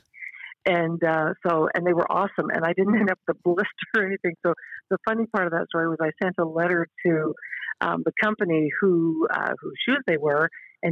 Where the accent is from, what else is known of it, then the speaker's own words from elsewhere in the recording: Northern Ontario, Canada; moved away as an adult; also born or lived in Toronto / Africa; now in Alpharetta, United States; I'm Canadian. I grew up in Northern Ontario